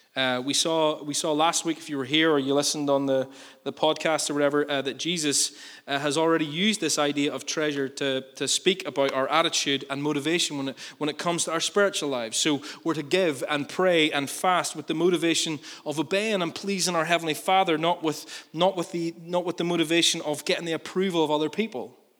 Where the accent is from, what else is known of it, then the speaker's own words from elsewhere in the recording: Northern Ireland, United Kingdom; we're good Northern Irish people